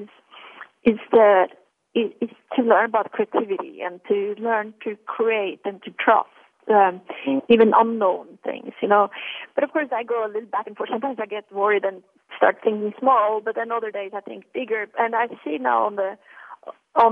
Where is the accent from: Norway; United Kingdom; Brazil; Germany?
Norway; moved away; also born or lived in Milan; growing up in Norway